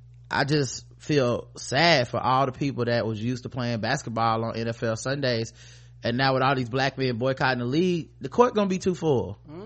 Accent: Pennsylvania, United States; I'm from Pennsylvania.

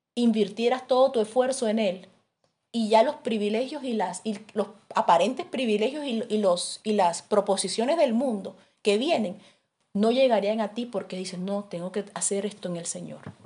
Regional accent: Barranquilla, Atlántico, Colombia; moved away; yo soy de Barranquilla

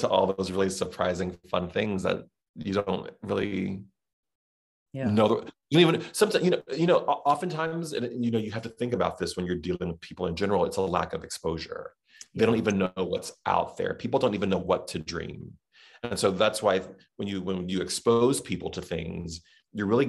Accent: the South, United States; accent: Southern; That was my Southern accent

